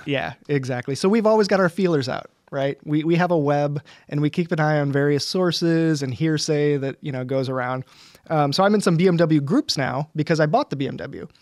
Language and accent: English; United States; I'm American